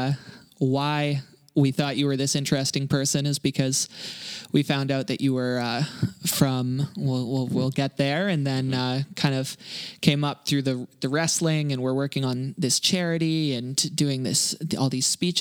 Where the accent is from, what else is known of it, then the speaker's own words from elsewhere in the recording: Kelowna, British Columbia, Canada; I'm from Kelowna